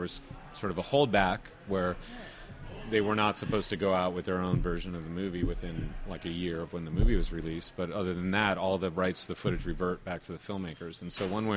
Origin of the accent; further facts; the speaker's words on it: United States; as an American filmmaker